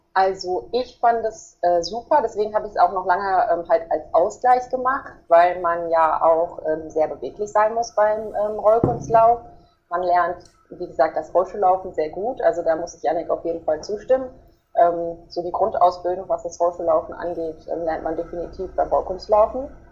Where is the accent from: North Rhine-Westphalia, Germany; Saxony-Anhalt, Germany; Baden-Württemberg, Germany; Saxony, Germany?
North Rhine-Westphalia, Germany; Herringen; bei uns in Herringen